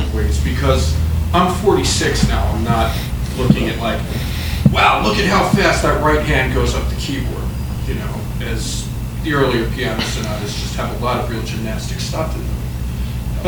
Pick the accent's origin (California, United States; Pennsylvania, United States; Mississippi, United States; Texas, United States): Pennsylvania, United States; Philadelphia; I am from Philadelphia